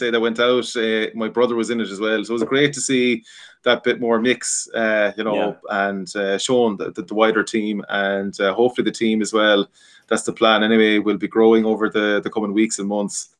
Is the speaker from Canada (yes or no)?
no; Connemara, Connacht, Ireland; we're from Connemara originally, and we have been distilling poteen over 170 years and for six generations